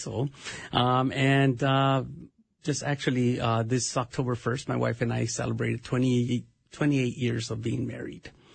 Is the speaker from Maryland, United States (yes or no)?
no; Los Angeles, California, United States; moved away as an adult; now in Minnesota, United States; I'm originally from Los Angeles, California